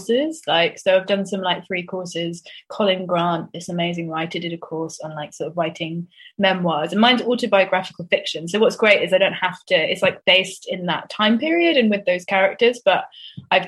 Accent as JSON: {"language": "English", "town": "Swindon", "region": "South West England", "country": "United Kingdom", "tie": "born or raised there", "said": "me and my sister growing up in Swindon in the 90s"}